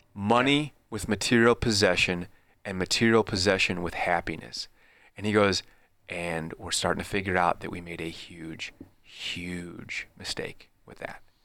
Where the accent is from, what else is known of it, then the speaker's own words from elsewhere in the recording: Midwest, United States; me growing up in the Midwest